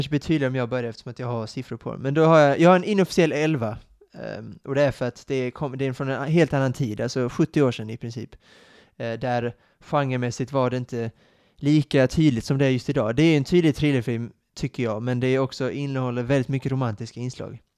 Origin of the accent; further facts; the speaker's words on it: Sweden; vilket är lite konstigt eftersom att jag är svensk, som inte hade någon koppling till filmen, den svenska filmen, eller böckerna, eller Stig Larsson